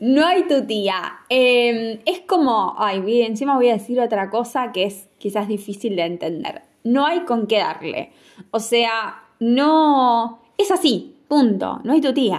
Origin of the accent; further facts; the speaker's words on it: Argentina; como un argentino